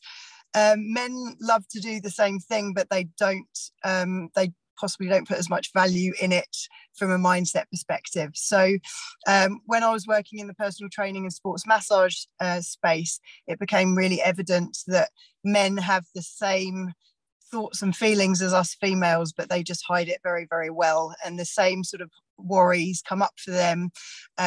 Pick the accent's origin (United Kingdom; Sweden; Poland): United Kingdom; England; moved away as an adult; also born or lived in Australia; now in Bay of Plenty, New Zealand; I'm from England originally, moved over to New Zealand around 9 years ago